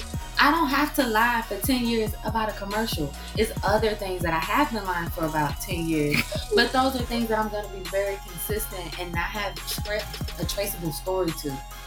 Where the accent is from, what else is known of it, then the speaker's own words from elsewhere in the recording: St. Louis, Missouri, United States; So we're both from St. Louis, and this is like the unofficial like St. Louis anthem.